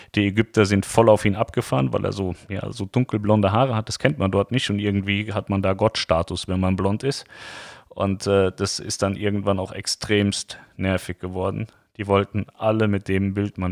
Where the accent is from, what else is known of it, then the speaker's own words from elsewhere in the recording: Germany; also born or lived in Lower Saxony; ich bin ein Deutscher